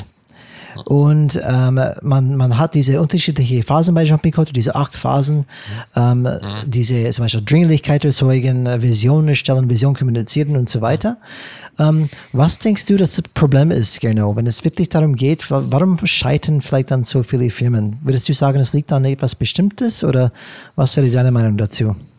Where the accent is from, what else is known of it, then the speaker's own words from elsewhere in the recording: United States; German is a second language; now in Germany; als Amerikaner